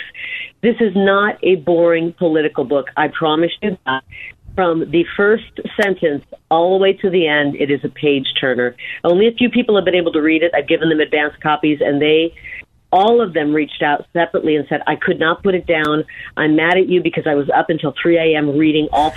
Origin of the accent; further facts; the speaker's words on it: Midwest, United States; moved away as an adult; now in Arizona, United States; I'm from the Quad Cities